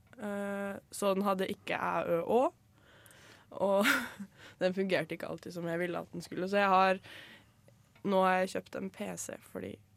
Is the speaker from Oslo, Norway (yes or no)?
no; Skien, Telemark, Norway; moved away; hjemme i Skien